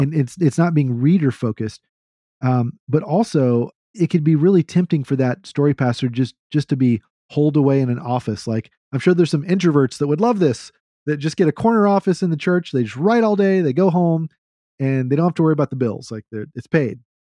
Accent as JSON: {"language": "English", "region": "Texas", "country": "United States", "said": "As a Southerner, even though I'm a Texan"}